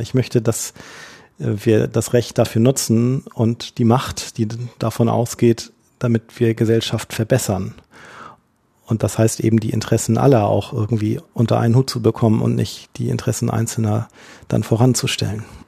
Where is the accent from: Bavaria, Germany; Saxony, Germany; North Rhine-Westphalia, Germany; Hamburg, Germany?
Hamburg, Germany; ich tatsächlich gebürtiger Hamburger bin, dann im Hamburger Umland in die Schule gegangen bin